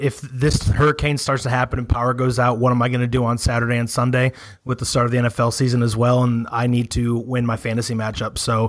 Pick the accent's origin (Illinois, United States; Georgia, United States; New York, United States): Illinois, United States; suburbs of Chicago; I am originally from the suburbs of Chicago.